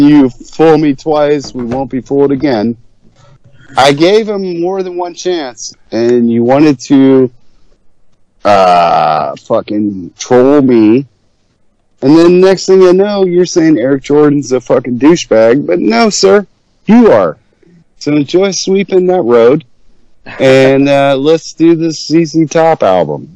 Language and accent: English; Ohio, United States; moved away; also born or lived in Houston; back home in my hometown area of there, Ohio